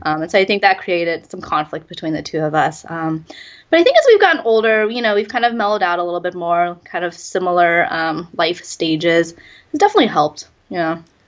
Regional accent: Sacramento, California, United States; moved away as an adult; also born or lived in Hunan, China; now in Beijing, China; I grew up outside of Sacramento, so it's about two hours from the Bay Area

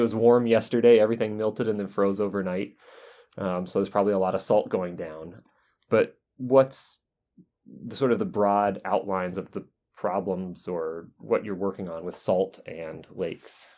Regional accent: North Carolina, United States; now in Wisconsin, United States; I grew up in North Carolina

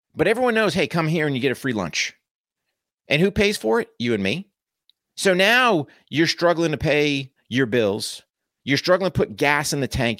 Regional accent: United States; us as American

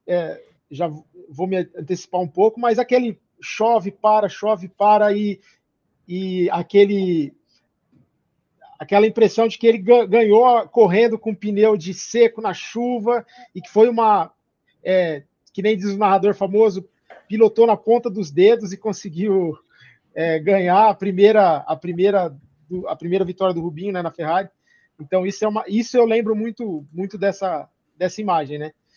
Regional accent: Brazil; eu como brasileiro

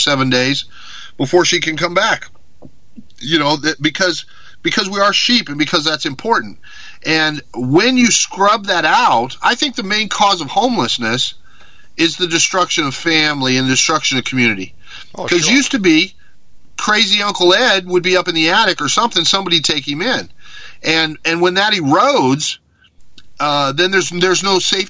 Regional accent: Mexico; moved away; I grew up in Mexico, where in every village there's a big cathedral

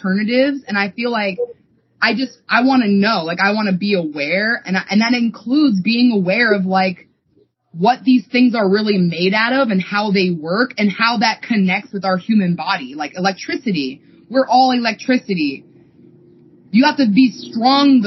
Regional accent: East Coast, United States; we grew up on the East Coast

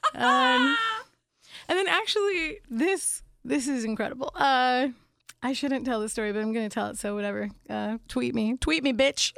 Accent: Phoenix, Arizona, United States; also born or lived in Pittsburgh, Pennsylvania / England; Then when I was young, I moved to Arizona, to Phoenix, Arizona

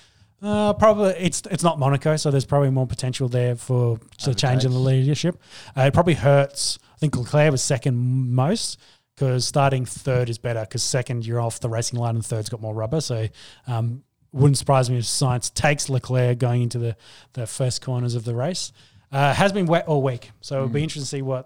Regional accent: Australia; being the Australian fan

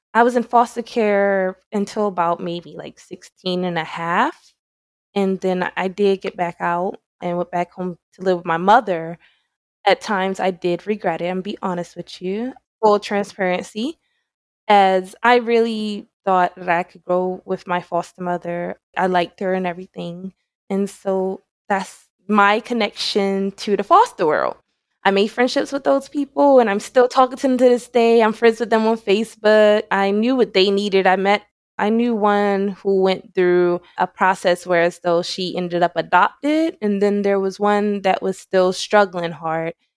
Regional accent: Salisbury, Maryland, United States; moved away; also born or lived in Baltimore, Maryland / Georgia; I'm from Salisbury, Maryland. I was born in Salisbury, Maryland

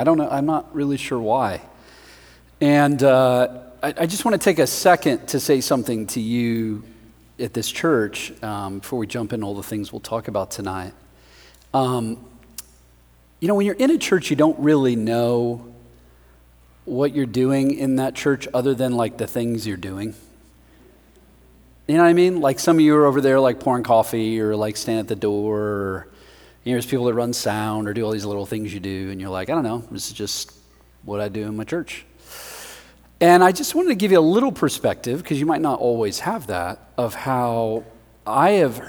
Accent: Denver, Colorado, United States; I am from Denver, Colorado.

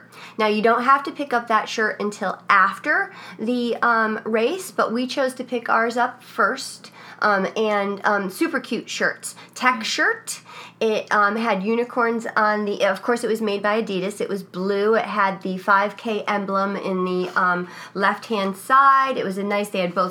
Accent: Connecticut, United States; I'm from Connecticut

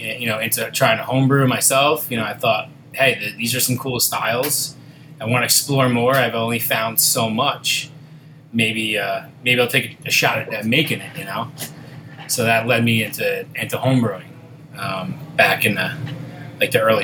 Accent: West Islip, New York, United States; I'm born and raised on Long Island and West Islip

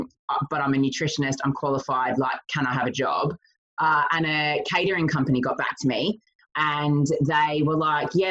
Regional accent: Australia; moved away as an adult; also born or lived in United States / London; now in England; I'm not from England. I was born and bred in Australia

